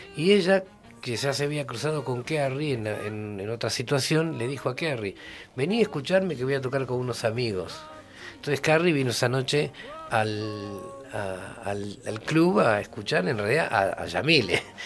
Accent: Haedo, Buenos Aires Province, Argentina; Ahí en Aedo, donde yo vivía en esa época cuando era niño. Yo nací en Aedo.

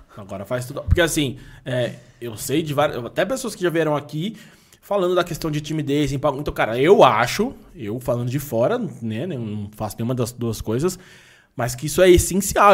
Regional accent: São Paulo, Brazil; sou daqui desde sempre

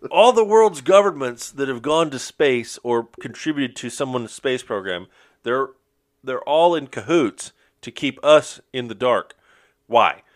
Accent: Florida, United States; We're all from Florida

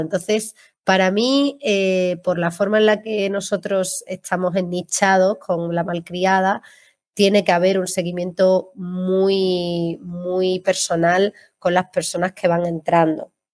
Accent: Seville, Andalusia, Spain; now in Málaga, Spain; yo vivo en Málaga, pero soy sevillana

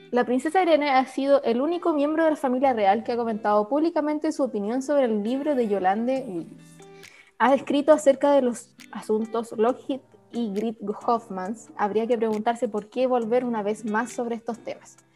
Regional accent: Chile; soy chilena

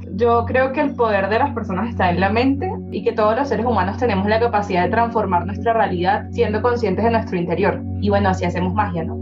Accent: Venezuela; now in Bogotá, Colombia; Yo nací en Venezuela, pero vivo en Bogotá

